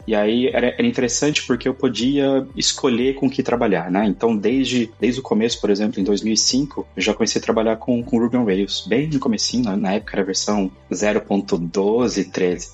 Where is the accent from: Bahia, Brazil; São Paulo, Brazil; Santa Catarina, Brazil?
São Paulo, Brazil; São José do Rio Preto, interior of; moved away as an adult; also born or lived in Caraguatatuba, Brazil / Germany; now in Málaga, Spain; Eu nasci no interior de São Paulo, São José do Rio Preto